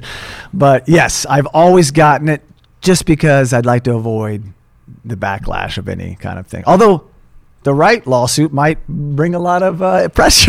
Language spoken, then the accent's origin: English; Tulsa, Oklahoma, United States; moved away as an adult; also born or lived in Los Angeles; my hometown in Tulsa, Oklahoma